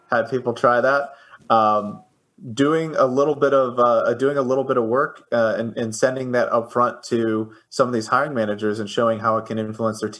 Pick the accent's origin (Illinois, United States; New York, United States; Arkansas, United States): Illinois, United States; Chicago; I I am from Chicago. Yes.